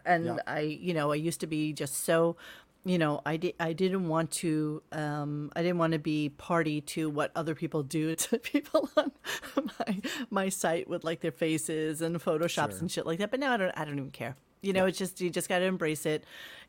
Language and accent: English; New York, United States; I'm a New Yorker, born and raised.